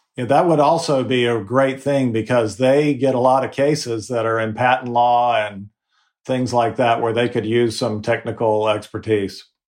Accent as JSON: {"language": "English", "town": "Fayetteville", "region": "North Carolina", "country": "United States", "tie": "born or raised there", "said": "My mom ran the community theater in my hometown of Fayetteville, North Carolina."}